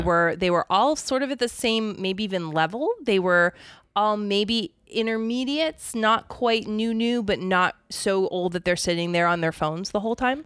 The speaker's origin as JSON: {"language": "English", "region": "Pennsylvania", "country": "United States", "tie": "born or raised there", "also_born_or_lived": "Arizona", "moved": "yes", "said": "I grew up in Pennsylvania, so it's, I mean, I didn't, I haven't lived there for a very long time"}